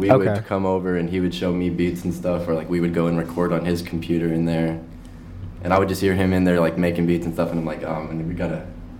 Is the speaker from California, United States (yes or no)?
no; Odessa, Texas, United States; moved away; and I'm from Odessa, Texas, out west Texas.